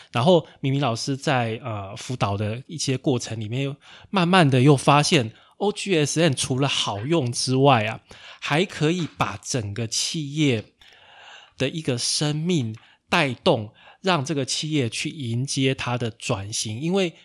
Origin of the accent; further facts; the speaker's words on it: Taichung, Taiwan; 其实我是台中人啊